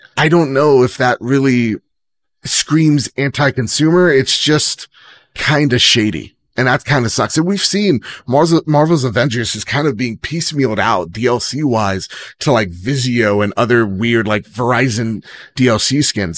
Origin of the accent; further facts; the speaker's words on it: New Jersey, United States; I'm from Jersey.